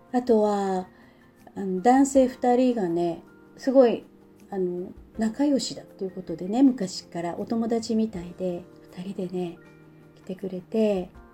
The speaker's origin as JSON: {"language": "Japanese", "town": "Sapporo", "region": "Hokkaido", "country": "Japan", "tie": "born or raised there", "said": "私の地元札幌"}